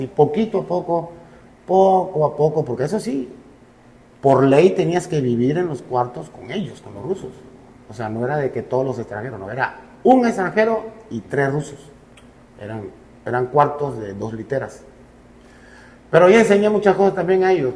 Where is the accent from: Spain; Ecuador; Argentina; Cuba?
Cuba; moved away as an adult; also born or lived in Russia / Mérida, Mexico; now in Veracruz, Mexico; yo sí soy cubano